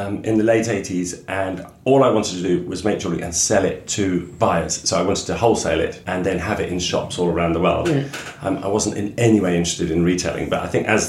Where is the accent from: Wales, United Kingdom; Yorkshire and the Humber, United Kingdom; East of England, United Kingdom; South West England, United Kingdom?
East of England, United Kingdom; Suffolk; I'm from Suffolk